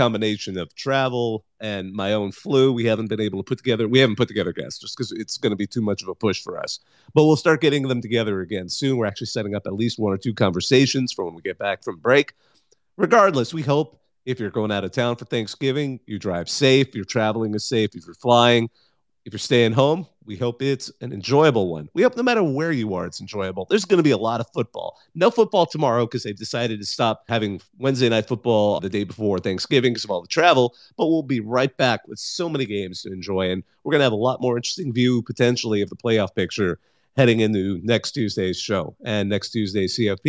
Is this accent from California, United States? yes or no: yes; Bakersfield, California, United States; I grew up in Bakersfield.